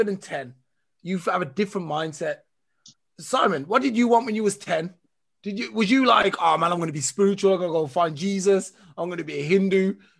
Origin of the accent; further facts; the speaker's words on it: Birmingham, West Midlands, United Kingdom; also born or lived in Smethwick; I grew up in Handsworth.